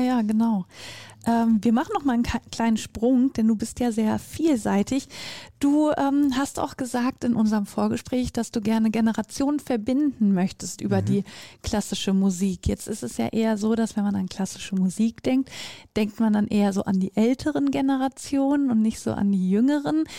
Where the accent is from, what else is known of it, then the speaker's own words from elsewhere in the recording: North Rhine-Westphalia, Germany; ich komme ja aus Nordrhein-Westfalen